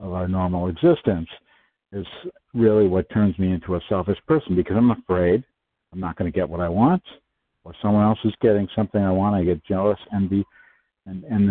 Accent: Wisconsin, United States; I'm from Wisconsin. I'm from the Midwest, like a few of our fellows, and grew up there

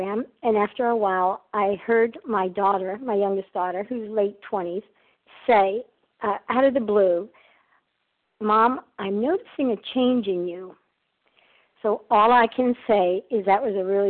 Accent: Athens, Attica, Greece; I'm from Athens, Greece.

